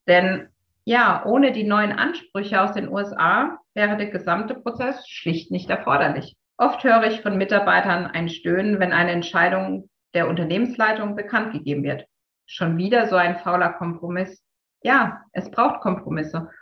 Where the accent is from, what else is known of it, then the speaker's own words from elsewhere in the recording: Heidelberg, Baden-Württemberg, Germany; Als gebürtige Heidelbergerin